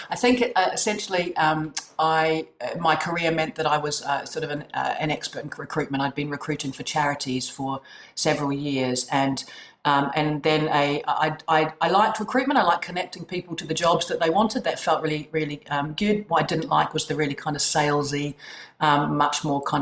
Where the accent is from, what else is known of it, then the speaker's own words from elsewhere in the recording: New Zealand; as you can probably tell from my accent, I am originally from New Zealand